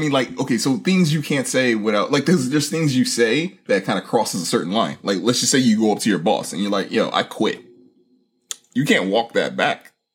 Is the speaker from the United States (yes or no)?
yes; United States; as an American